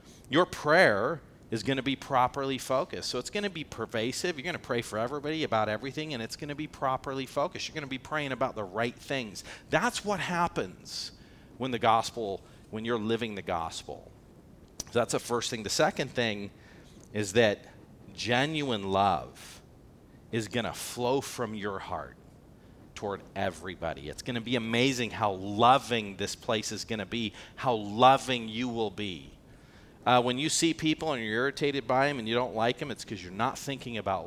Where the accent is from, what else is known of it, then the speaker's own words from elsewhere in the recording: United States; I'm an American.